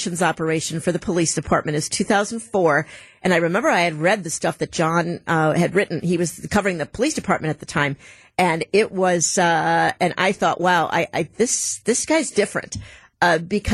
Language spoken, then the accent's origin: English; Milwaukee, Wisconsin, United States; from Milwaukee, Wisconsin